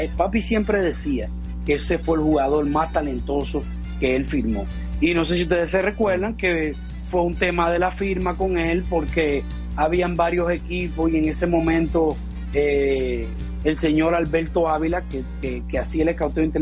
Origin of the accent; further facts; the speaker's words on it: Campo de la Palma, Dominican Republic; eso yo me pasé mi niñez ahí en Campo de la Palma, y yo me recuerdo siendo un niño de 11 y de 12 años